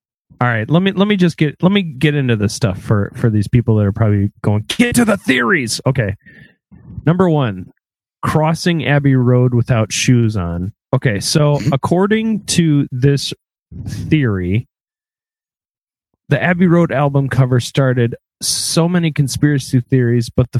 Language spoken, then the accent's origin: English; Wisconsin, United States; We are from Wisconsin